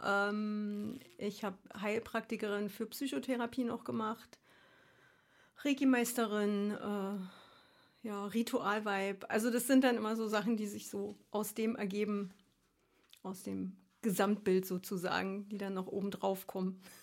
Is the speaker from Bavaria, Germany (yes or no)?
no; Berlin, Germany; moved away as an adult; also born or lived in Frankfurt / Darmstadt / Australia / Switzerland; Ich komme ursprünglich aus Ostkreuz